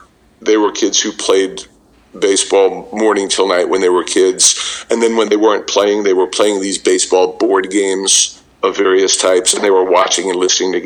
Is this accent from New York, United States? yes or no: yes; New York City, New York, United States; I grew up in Brooklyn, and we played stickball in the schoolyard